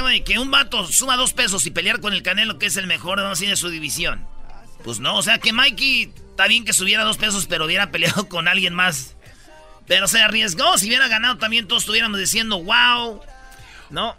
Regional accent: Jiquilpan, Michoacán, Mexico; moved away; mi pueblo, Jiquilpan, Michoacán.

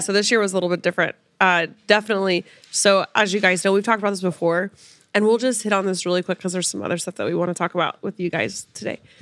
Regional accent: Sapulpa, Oklahoma, United States; moved away; Sepulpa, actually, my hometown

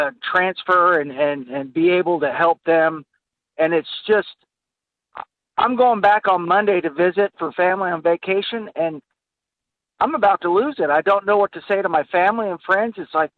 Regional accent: Seattle, Washington, United States; now in Oklahoma City, United States; I'm in Oklahoma City, born and raised in Seattle area

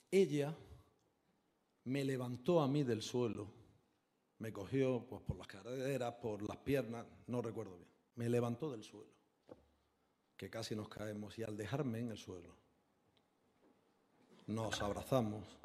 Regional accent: Spain; como español

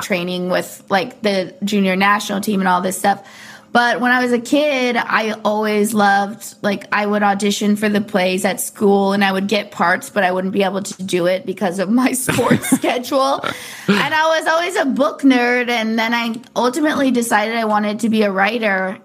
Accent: Orange County, California, United States; I grew up in Orange County little surf kid

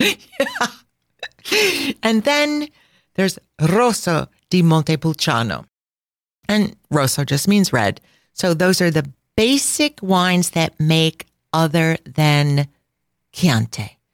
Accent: Midwest, United States; I'm from the Midwest

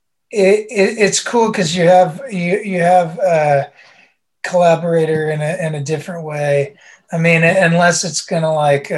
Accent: West Virginia, United States; we grew up in West Virginia, which is like the middle of nowhere

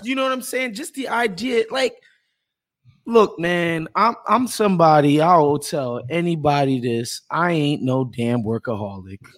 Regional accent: New York, United States; as a New Yorker

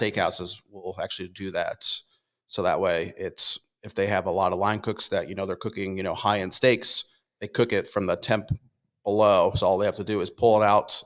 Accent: Connecticut, United States; moved away; I'm originally from Connecticut

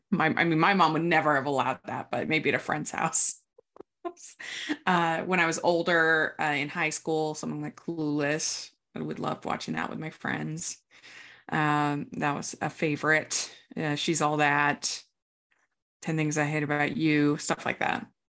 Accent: Maryland, United States; I grew up in Maryland

